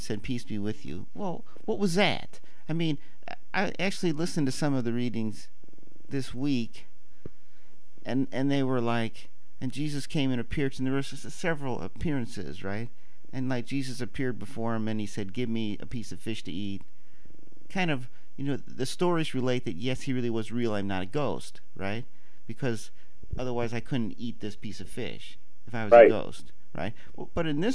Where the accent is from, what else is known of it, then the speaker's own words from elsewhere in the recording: Missouri, United States; I'm from Missouri